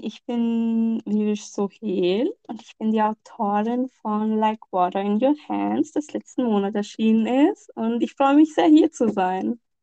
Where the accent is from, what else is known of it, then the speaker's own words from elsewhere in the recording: Lahore, Punjab, Pakistan; von dem Ort stammt, wo ich herstamme, mhm. also aus Lahore